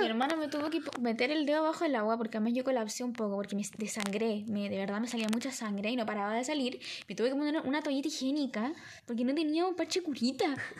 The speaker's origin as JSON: {"language": "Spanish", "town": "Villa Alemana", "region": "Valparaíso", "country": "Chile", "said": "somos de Villa Alemana"}